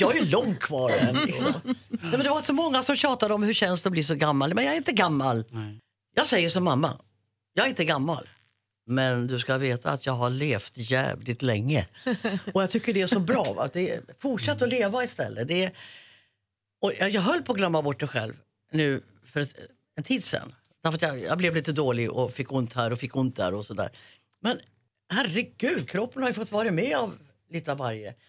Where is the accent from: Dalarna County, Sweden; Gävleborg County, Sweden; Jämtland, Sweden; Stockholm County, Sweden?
Gävleborg County, Sweden; Järvsö; born or raised there